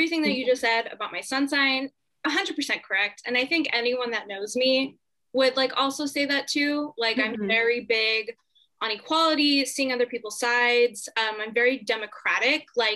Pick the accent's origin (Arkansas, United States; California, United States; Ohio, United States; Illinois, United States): California, United States; Southern; I was born in Southern California